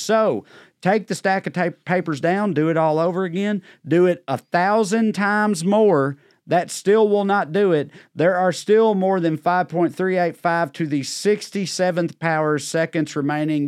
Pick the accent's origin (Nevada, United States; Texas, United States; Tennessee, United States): Tennessee, United States; Celina; I grew up in Salina, Tennessee